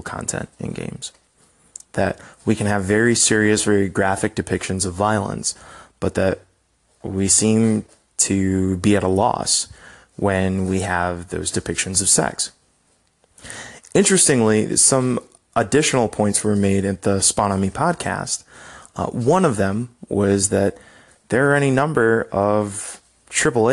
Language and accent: English; United States; as an American